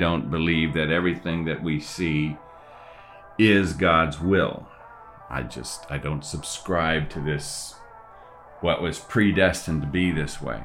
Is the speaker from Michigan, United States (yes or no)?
yes; Grand Blanc, Michigan, United States; I grew up in Michigan in a town called Grand Blanc